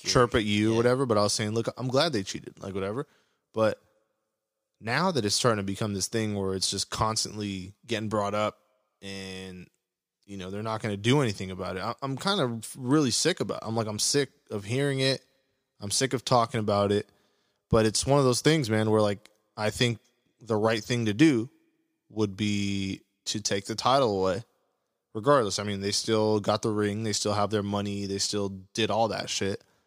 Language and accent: English; Orange County, California, United States; I'm from Orange County, Orange County area.